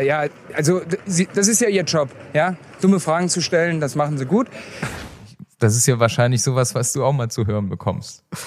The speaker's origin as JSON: {"language": "German", "country": "Germany", "said": "bei uns in Deutschland"}